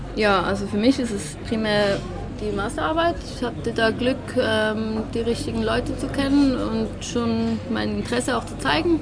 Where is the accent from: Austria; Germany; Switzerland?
Switzerland; zumindest in Zürich oder bei uns in der Schweiz